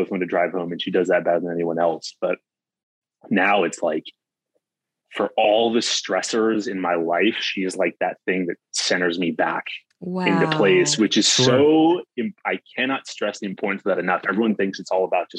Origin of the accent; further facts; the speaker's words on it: California, United States; I'm from California.